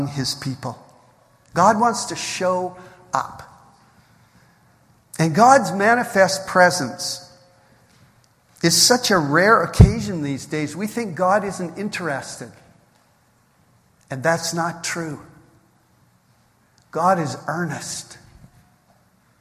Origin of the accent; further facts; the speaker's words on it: Canada; We're from Canada.